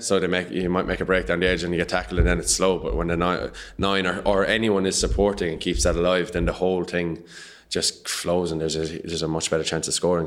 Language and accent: English; Patrickswell, Munster, Ireland; I'm from Patrick Swell, which is a hurling village